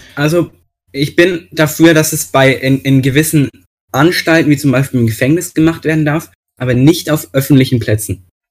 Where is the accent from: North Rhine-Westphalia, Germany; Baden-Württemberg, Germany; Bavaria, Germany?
Bavaria, Germany; hier bei uns in Bayern